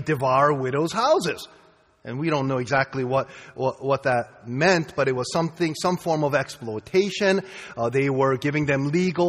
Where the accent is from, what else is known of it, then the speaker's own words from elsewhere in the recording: Boston, Massachusetts, United States; I'm from Boston, okay? I'm from Boston